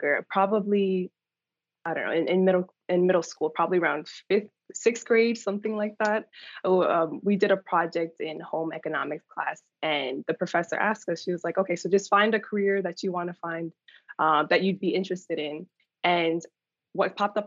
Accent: New York, United States; moved away as an adult; also born or lived in Atlanta, Georgia; I was born in New York and raised in New York

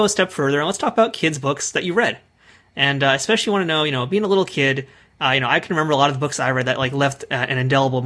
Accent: New York, United States; I grew up in New York, so I'm a part of the New York public school system

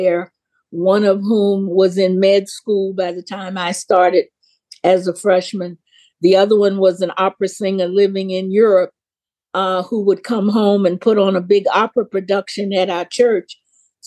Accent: the Jim Crow South, United States; I grew up in the Jim Crow South

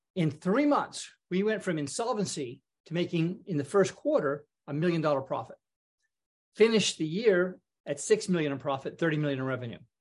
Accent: British Columbia, Canada; moved away as an adult; also born or lived in Toronto, Canada; I grew up in Canada

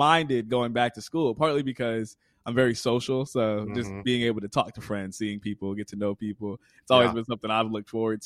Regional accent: Connecticut, United States; I'm originally from Connecticut. I live in Connecticut now. I work at Quinnipiac University. Born and raised

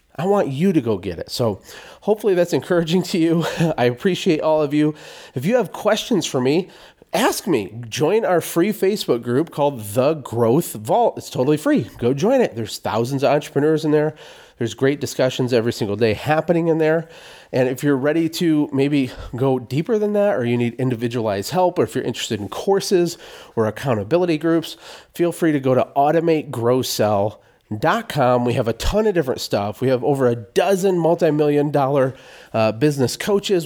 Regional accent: Genesee, Michigan, United States; moved away; also born or lived in Flint, Michigan; I was born in Flint, Michigan. I was never raised in downtown Flint in the city proper. We were in a little town outside of Flint, kind of a pretty low-income town called Genesee, Michigan

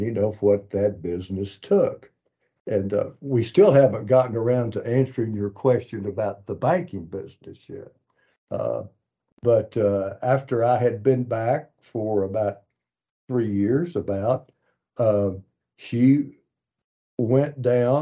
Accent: Malvern, Arkansas, United States; I grew up in Malvern

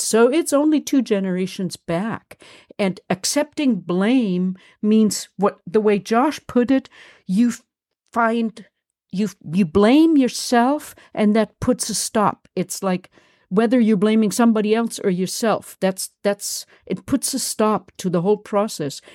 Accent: Germany; accent: German; moved away; I'm German and I come from a Nazi, I come from Nazis.

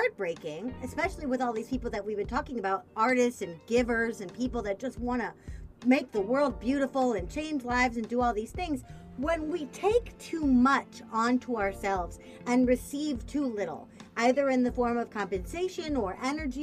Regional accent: Missouri, United States; I'm from Missouri, which is the fake South

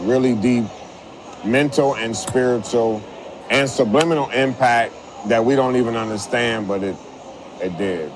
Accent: St. Paul, Minnesota, United States; I was born and raised in St. Paul

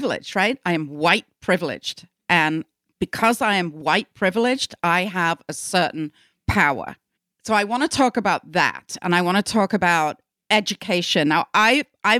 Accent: United Kingdom; moved away as an adult; also born or lived in England; now in United States; I'm British.

